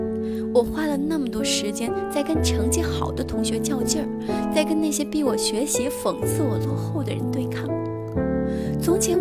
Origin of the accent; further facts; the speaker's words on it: Chenzhou, Hunan, China; 我的家乡在湖南郴州，那是一个小的不起眼的城市。生活了十几年，周围的同学和熟人都是一样的，亲戚朋友也是一样的